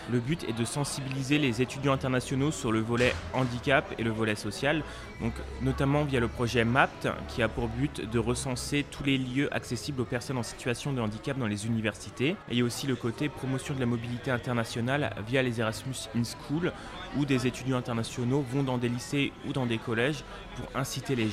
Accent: Russia; French is a second language; now in France; Bonjour, euh, je suis russe … je suis arrivé il y a un an.

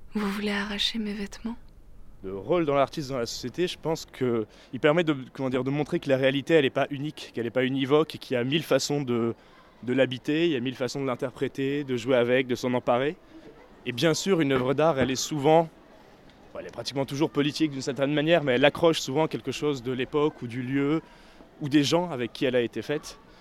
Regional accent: Vitry-sur-Seine, Île-de-France, France; je suis né à Vitry-sur-Seine, dans un premier appartement un peu plus loin d'ici, mais on a déménagé rapidement quand mon frère est né euh, juste à côté.

